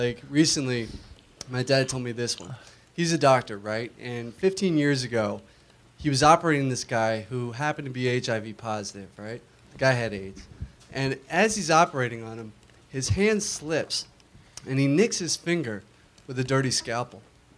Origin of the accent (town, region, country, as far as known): Florida, United States